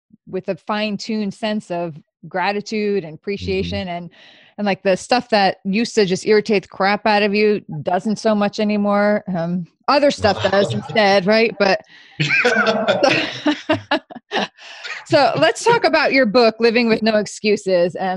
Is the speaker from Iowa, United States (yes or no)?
no; New York, United States; I'm from New York too